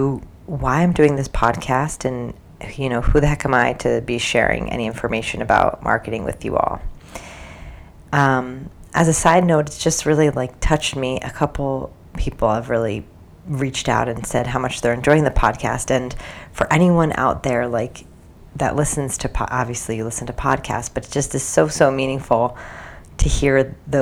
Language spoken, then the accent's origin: English; New Jersey, United States; moved away as an adult; also born or lived in New York City, United States / China; I grew up in New Jersey